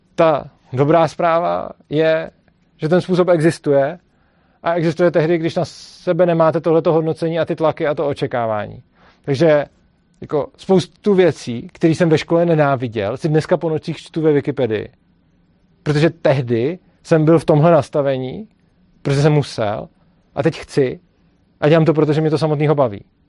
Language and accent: Czech; Prague, Czechia; já jsem z Prahy, ta škola je v Brně